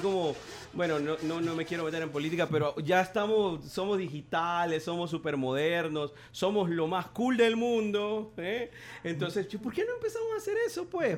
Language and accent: Spanish; Apopa, San Salvador, El Salvador; soy nativo de Apopa